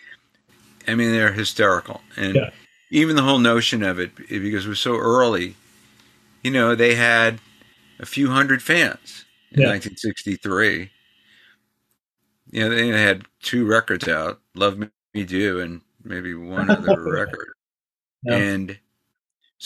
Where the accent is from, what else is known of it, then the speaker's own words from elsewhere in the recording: New York, United States; I grew up in New York